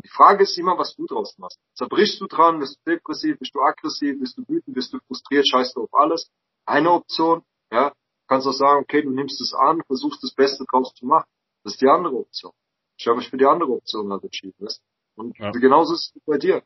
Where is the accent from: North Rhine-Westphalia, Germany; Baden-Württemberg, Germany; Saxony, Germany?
Baden-Württemberg, Germany; Mannheim; ich bin halt in Mannheim aufgewachsen